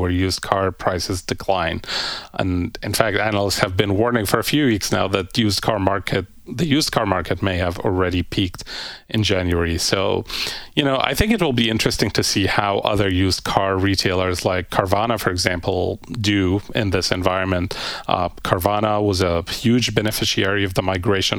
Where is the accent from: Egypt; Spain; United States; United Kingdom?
Egypt; moved away; my home country of Egypt